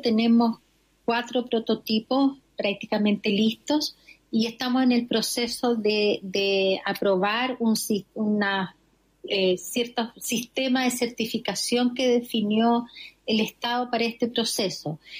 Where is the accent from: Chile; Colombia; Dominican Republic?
Chile; Arica, Arica y Parinacota; Yo soy ariqueña